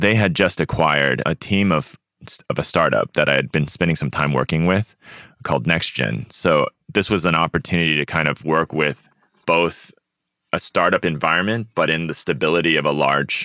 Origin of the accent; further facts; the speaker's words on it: Austin, Texas, United States; growing up in Texas or growing up around the Asian community in Austin